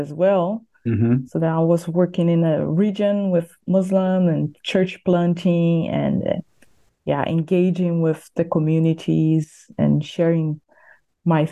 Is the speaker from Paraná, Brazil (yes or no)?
no; near São Paulo, Brazil; English is a second language; moved away as an adult; also born or lived in Bosnia and Herzegovina / Europe / Latin America; Yes, I am from Brazil. So close to São Paulo, and grew up there until my 20s or late 20s, when then I left to serve on the mission field overseas.